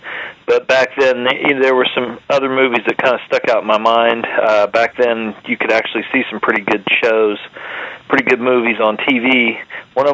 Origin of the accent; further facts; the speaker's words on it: West Virginia, United States; since we're from West Virginia.